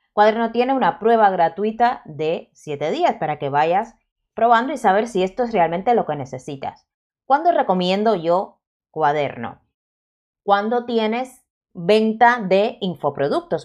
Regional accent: Cuba; yo soy cubana y la Z se me da bastante mal de pronunciar

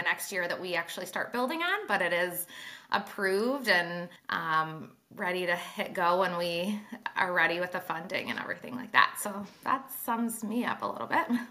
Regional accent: Traverse City, Michigan, United States; I started in Traverse City, Michigan, which is my hometown, northern top part of Michigan

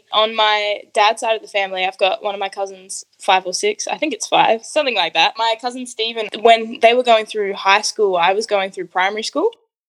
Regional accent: Adelaide, South Australia, Australia; Born here in Adelaide to a beautiful Italian Catholic household.

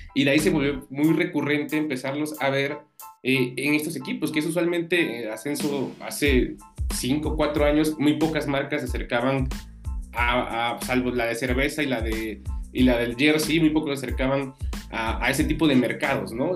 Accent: Oaxaca, Mexico; yo soy de Oaxaca y me acuerdo que cubría mucho los alebrijes de Oaxaca

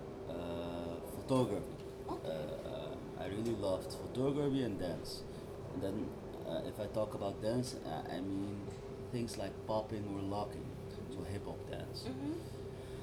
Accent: Amsterdam, North Holland, Netherlands; I always said the Koninklijke Buurt in Amsterdam

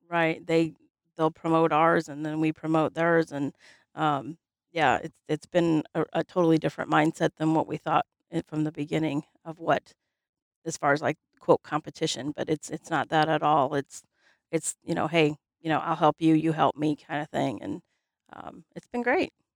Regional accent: Highland, United States; growing up in Highland, um, you know, there was, we had a roller skating rink

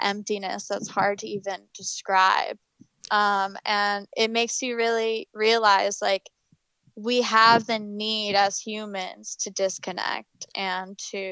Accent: New Hope, Pennsylvania, United States; I'm from Pennsylvania

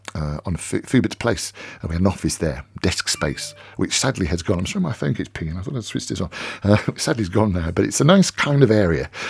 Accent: Birmingham, West Midlands, United Kingdom; now in London, United Kingdom; I'm from Birmingham

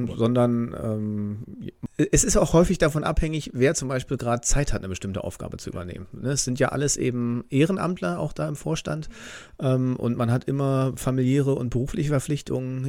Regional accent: Bernau bei Berlin, Brandenburg, Germany; moved away as an adult; now in Itzehoe, Germany; aufgewachsen bin ich tatsächlich in Bernau, bis ich 19 war

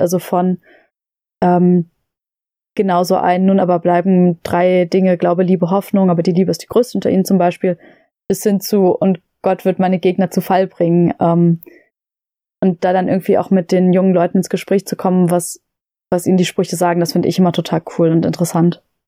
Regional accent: Lobetal, Brandenburg, Germany; wir hatten bei uns in Lobetal äh, das Glück, dass wir eine äh, Waldbühne haben

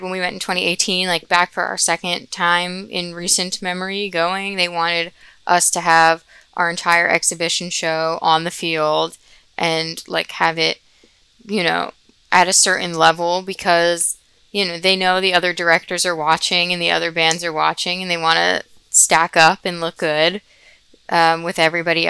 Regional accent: New Jersey, United States; I'm also from New Jersey.

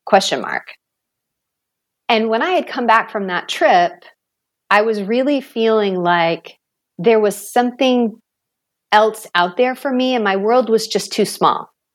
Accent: Maine, United States; I grew up in Maine, small town. It was a paper mill town

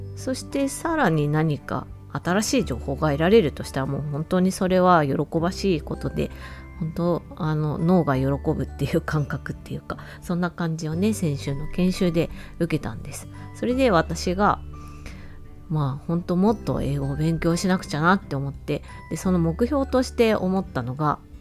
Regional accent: Japan; moved away as an adult; also born or lived in United States; 途中で辞めて日本に帰国したと

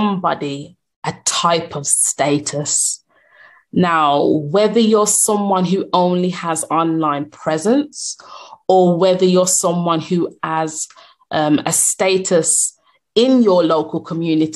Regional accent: Birmingham, West Midlands, United Kingdom; I'm from Birmingham, UK

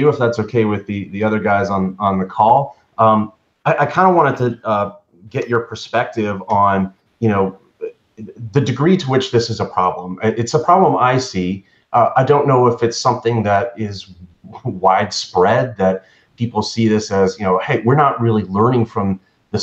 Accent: Canada; I'm Canadian

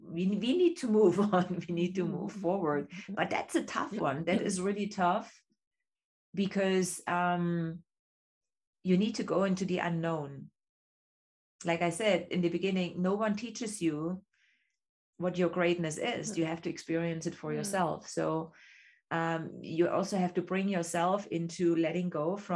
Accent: East Germany, Germany; English is a second language; moved away as an adult; me growing up in East Germany, I had two options what I could become

